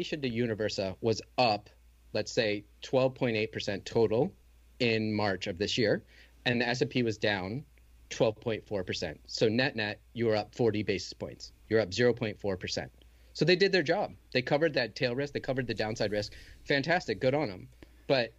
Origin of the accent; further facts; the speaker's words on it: Michigan, United States; I grew up in Michigan